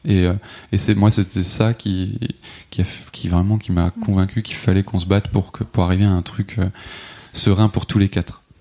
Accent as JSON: {"language": "French", "area": "Alsace", "region": "Grand Est", "country": "France", "tie": "born or raised there", "also_born_or_lived": "south of France", "said": "j'ai grandi en Alsace"}